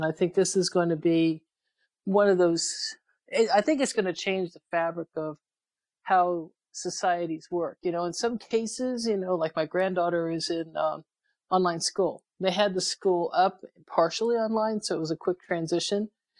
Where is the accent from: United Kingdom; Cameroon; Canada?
United Kingdom; England; born there; I was born overseas in England.